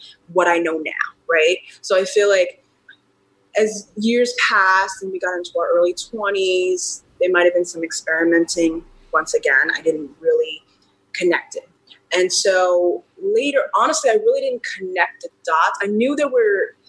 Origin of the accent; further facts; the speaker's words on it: New York City, New York, United States; also born or lived in Los Angeles; I was a teenager growing up in Queens, New York